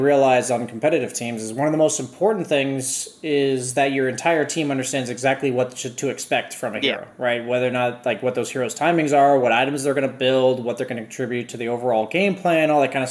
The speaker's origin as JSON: {"language": "English", "region": "Arizona", "country": "United States", "tie": "born or raised there", "said": "I grew up in Arizona"}